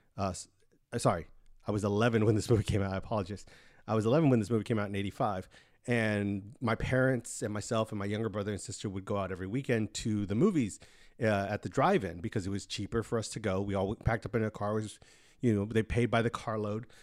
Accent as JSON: {"language": "English", "town": "Pharr", "region": "Texas", "country": "United States", "tie": "born or raised there", "said": "it's like a triangle of Mission, McAllen, Far, which is where I grew up in the Rio Grande Valley"}